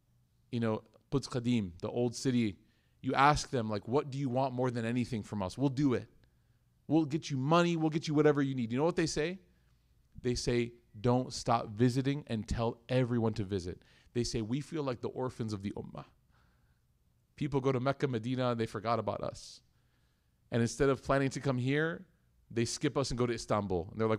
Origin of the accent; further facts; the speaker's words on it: Karachi, Sindh, Pakistan; moved away as an adult; also born or lived in Lahore; now in United States; Because as a child growing up in Karachi and going to college in, you know, Lahore and then doing this and then moving to America